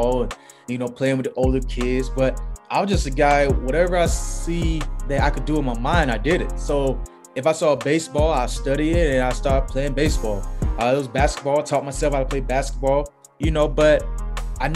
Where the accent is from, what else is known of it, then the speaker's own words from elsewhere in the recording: Tallahassee, Florida, United States; moved away as an adult; also born or lived in Baltimore / Minnesota / Buffalo; now in Tampa, United States; I'm born and raised in Tallahassee, Florida